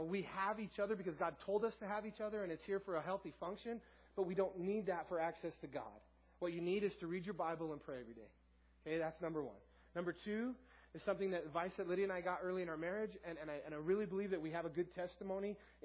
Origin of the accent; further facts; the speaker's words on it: Southern California, United States; moved away as an adult; now in Tooele, United States; I'm from Southern California